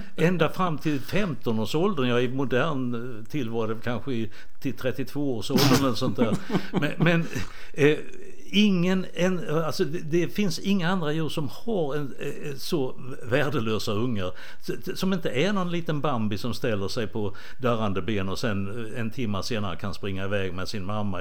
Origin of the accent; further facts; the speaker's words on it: Båstad, Skåne, Sweden; moved away; also born or lived in Rwanda; Båstad, mm. som jag, där jag är uppvuxen.